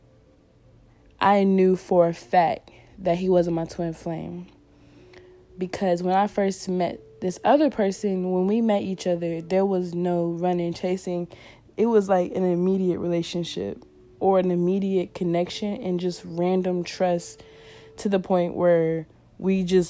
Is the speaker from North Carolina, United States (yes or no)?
yes; North Carolina, United States; moved away as an adult; also born or lived in California; my hometown that I had, my home state, which was North Carolina